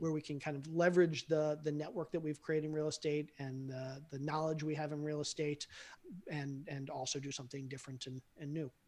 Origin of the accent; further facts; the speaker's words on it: Baltimore, Maryland, United States; I grew up in Baltimore and we had the steel mills